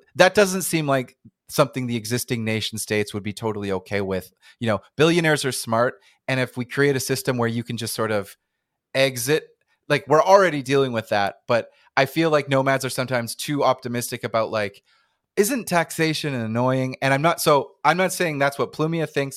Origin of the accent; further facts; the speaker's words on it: Canada; accent: North American; I'm I'm Canadian